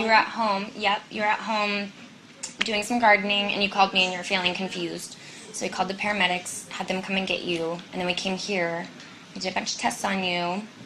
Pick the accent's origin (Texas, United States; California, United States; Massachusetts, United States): California, United States; Nevada; now in San Francisco, United States; I was raised in Nevada in the house